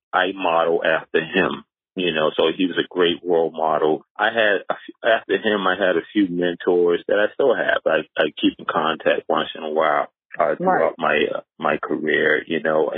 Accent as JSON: {"language": "English", "town": "Charleston", "region": "South Carolina", "country": "United States", "tie": "born or raised there", "also_born_or_lived": "New York", "moved": "as an adult", "said": "Growing up in Charleston, South Carolina, it was more, at that time in the 70s and 80s"}